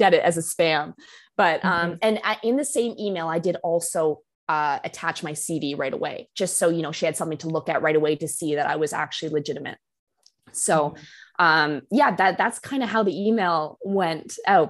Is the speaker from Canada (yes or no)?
yes; Canada; moved away as an adult; now in London, United Kingdom; being Canadian